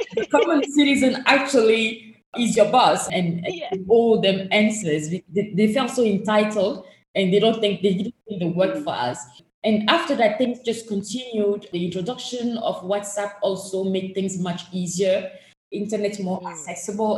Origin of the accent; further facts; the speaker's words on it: Togo; the country where I was born and raised in, which passport I hold, is Togo.